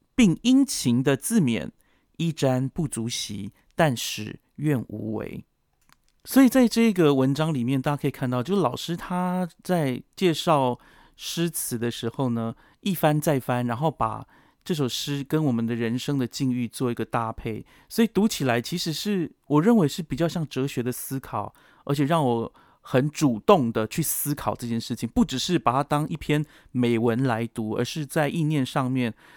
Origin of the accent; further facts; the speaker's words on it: Yuli, Hualien County, Taiwan; moved away; also born or lived in Taichung; 是花莲人的关系